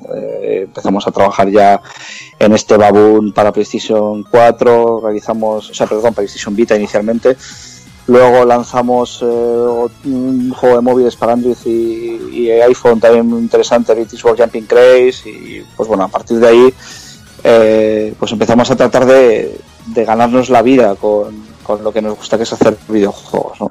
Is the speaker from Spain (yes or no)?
yes; Bilbao, Basque Country, Spain; somos seis de Bilbao